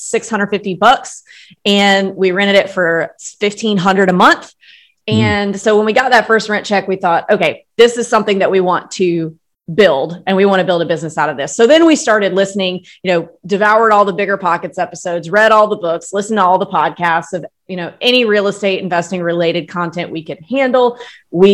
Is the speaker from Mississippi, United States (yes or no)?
yes; Starkville, Mississippi, United States; moved away as an adult; also born or lived in Austin, Texas / Los Angeles / New York / Nashville; now in Florida panhandle, United States; I was born, grew up in Starkville, Mississippi